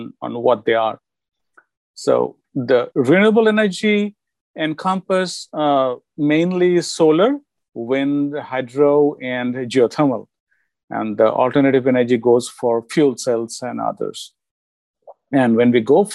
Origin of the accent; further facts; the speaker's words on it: India; moved away as an adult; now in United States; am from India. I have done my bachelor's in India in chemical engineering. And I came here in USA with my whole family in 1998.